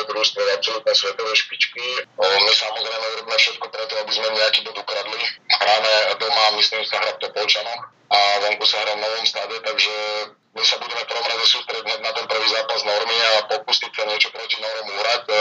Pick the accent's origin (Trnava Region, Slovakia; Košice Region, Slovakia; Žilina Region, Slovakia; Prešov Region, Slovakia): Trnava Region, Slovakia; Hlohovec; moved away as an adult; also born or lived in Spain; ja som odchovanec z Lohoveckej hlavenej, som odchovanec z Bretona Lohovec a dlhé roky som tam hral za všetky mládežnické kategórie a hral som prakticky doma